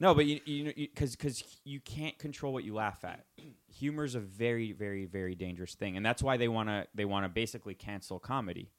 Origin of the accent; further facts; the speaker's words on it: United States; I was born in the United States